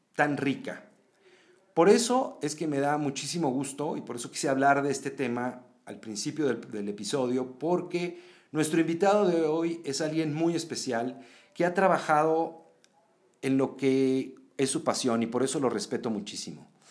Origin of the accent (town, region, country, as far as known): Mexico